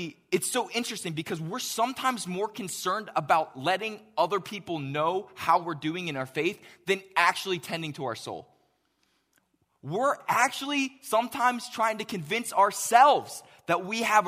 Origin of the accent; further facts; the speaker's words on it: Pittsburgh, Pennsylvania, United States; moved away; I grew up in Pittsburgh